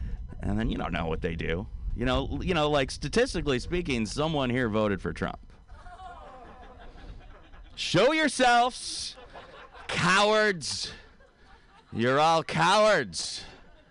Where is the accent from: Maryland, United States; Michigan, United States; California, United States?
Michigan, United States; Detroit; now in San Francisco, United States; I'm originally from Detroit, Detroit, Michigan